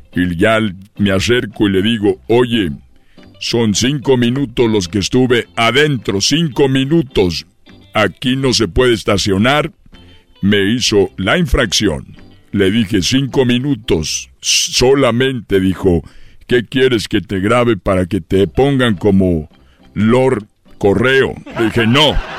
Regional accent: Guanajuato, Mexico; yo soy de Guanajuato

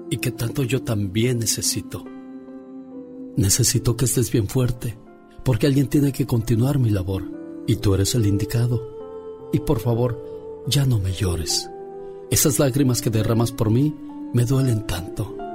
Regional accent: Mexicali, Baja California, Mexico; moved away; porque un día salí de Mexicali pero Mexicali nunca salió de mí.

